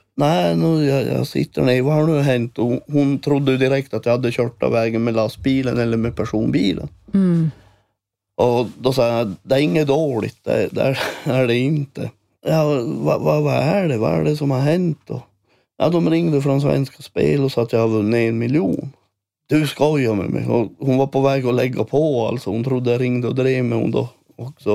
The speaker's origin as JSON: {"language": "Swedish", "country": "Sweden", "tie": "born or raised there", "moved": "yes", "lives_now": "Älvsbyn, Sweden", "said": "jag bor i Älvsby nu och är, jag passerar min hemby där jag är född"}